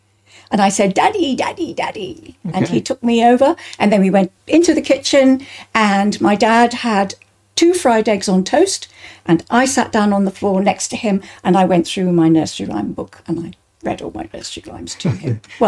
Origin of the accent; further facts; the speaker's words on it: Bristol, South West England, United Kingdom; I was born in St. Brenda's Nursing Home in Bristol, in England